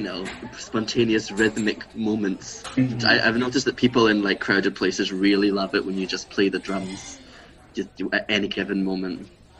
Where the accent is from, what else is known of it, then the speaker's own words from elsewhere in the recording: Glasgow, Scotland, United Kingdom; also born or lived in Edinburgh; I grew up in Glasgow. I was born in Edinburgh, but I moved quick enough that I never got the accent, I think.